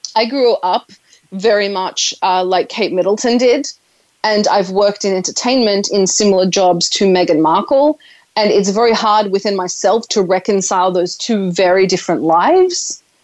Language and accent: English; Australia; I am Australian. I'm Australian, which is part of the Commonwealth